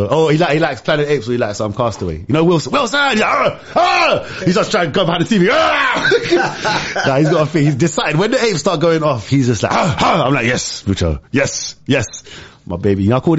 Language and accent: English; Larache, Tanger-Tetouan-Al Hoceima, Morocco; I'm from Arayesh. Arayesh, we call it LA. I'm from a little park called Jeanne Francis, which means French Gardens.